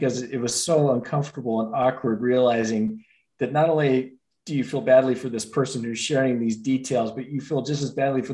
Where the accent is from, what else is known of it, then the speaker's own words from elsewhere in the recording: Denver, Colorado, United States; I'm a native of Denver, grew up in one of the suburbs there